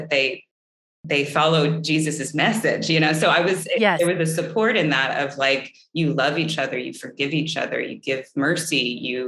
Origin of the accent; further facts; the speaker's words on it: the Bible Belt, United States; also born or lived in Oklahoma; I grew up in the Bible Belt, and I was raised Catholic